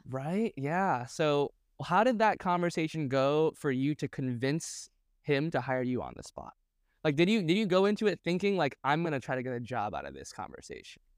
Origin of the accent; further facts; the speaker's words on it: Boston, Massachusetts, United States; moved away; I was based in Boston at the time, and I thought that was my my value add to the community was that I was from Boston